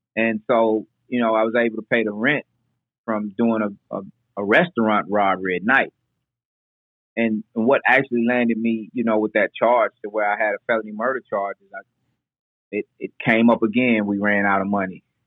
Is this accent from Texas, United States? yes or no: no; Nashville, Tennessee, United States; we moved from South Nashville uh, to Northeast Nashville.